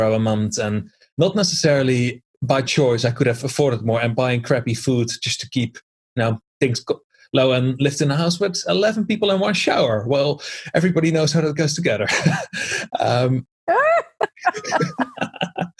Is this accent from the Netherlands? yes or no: yes; Netherlands; moved away; I always used to be a volunteer back in my home country in the Netherlands.